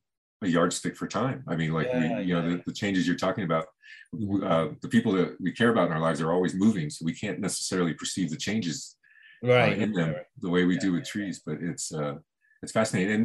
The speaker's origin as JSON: {"language": "English", "town": "Miami", "region": "Florida", "country": "United States", "tie": "born or raised there", "moved": "yes", "lives_now": "Los Angeles, United States", "said": "I was born in Miami and lived there."}